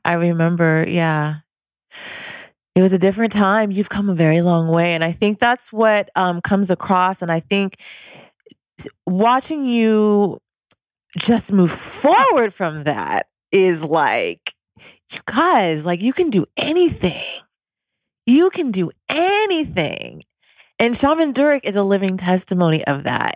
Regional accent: Cerritos, California, United States; also born or lived in Louisiana; I am from a suburb of Southern California called Cerritos

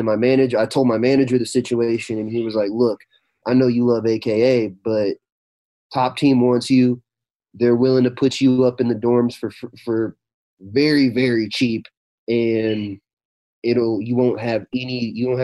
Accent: Arkansas, United States; I grew up in Arkansas. I actually grew up in the same town as Bryce Mitchell.

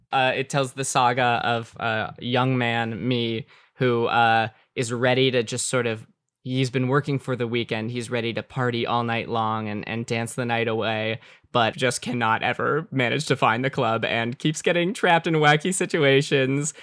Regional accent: Calabasas, California, United States; I was born and raised in Calabasas, California

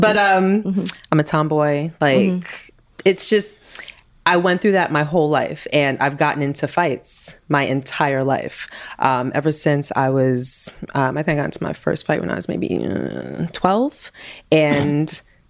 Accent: New York City, New York, United States; also born or lived in Queens; Growing up in Queens, Brooklyn, originally from Brooklyn, and then I moved to Queens when I was 14

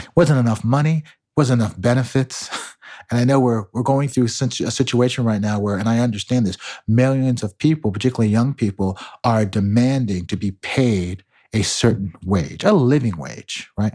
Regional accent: Margate, Florida, United States; moved away as an adult; also born or lived in Chicago, Illinois / Nashville, Tennessee / Ann Arbor, Michigan / New York City; now in New York, United States; I was born in Chicago, but grew up in Margate, Florida

